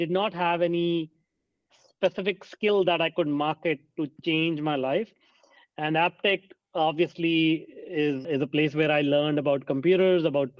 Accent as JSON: {"language": "English", "country": "India", "tie": "born or raised there", "said": "I grew up in India, and a small town"}